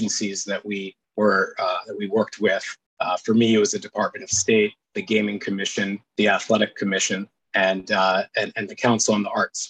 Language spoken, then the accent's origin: English; New City, New York, United States; I grew up in Rockland County. There's a good amount of Jews in Rockland County. Grew up in a town called New City.